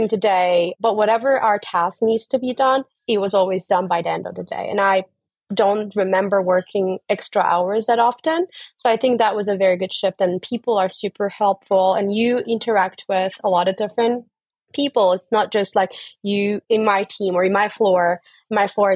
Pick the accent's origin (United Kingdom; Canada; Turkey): Turkey; moved away as an adult; also born or lived in Dublin, Ireland / United States; I'm originally from Turkey, so I started my career in Turkey